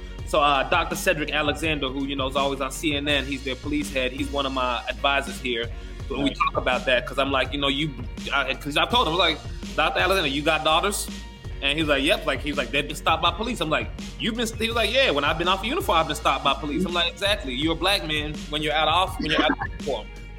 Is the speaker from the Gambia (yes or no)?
yes; Gambia; born there; also born or lived in Rio de Janeiro; You know, I was born in Gambia, West Africa. I lived in Rio de Janeiro for a year.